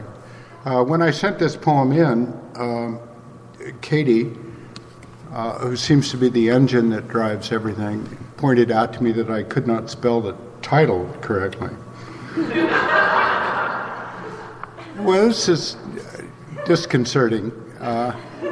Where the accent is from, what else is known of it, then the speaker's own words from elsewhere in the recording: Midwest, United States; he and I tell each other lies about growing up in the Midwest